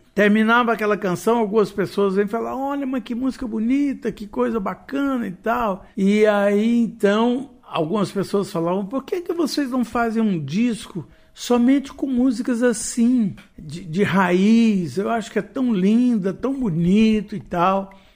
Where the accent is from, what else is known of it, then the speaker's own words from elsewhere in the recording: Goiás, Brazil; tanto eu quanto Marlene nós somos goianos